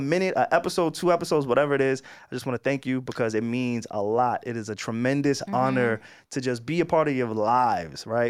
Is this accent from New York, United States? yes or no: yes; New York, United States; I'm from New York.